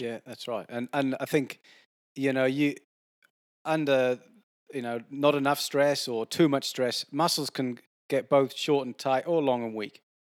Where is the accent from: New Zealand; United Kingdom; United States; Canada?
United Kingdom; Wales; now in Sydney, Australia; I grew up in Wales where it does rain a fair bit